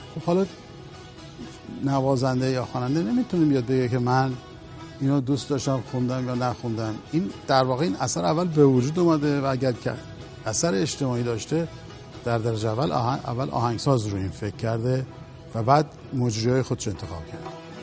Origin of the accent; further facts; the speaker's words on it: Iran; تو وطن خودم تو کشور خودم